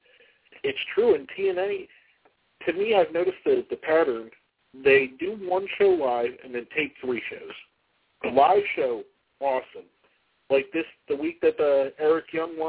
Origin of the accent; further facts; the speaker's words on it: Philadelphia, Pennsylvania, United States; I'm from Philadelphia